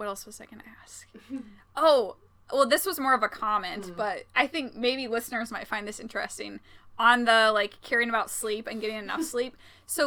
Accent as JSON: {"language": "English", "region": "Indiana", "country": "United States", "tie": "born or raised there", "said": "born and raised in Indiana, a Hoosier"}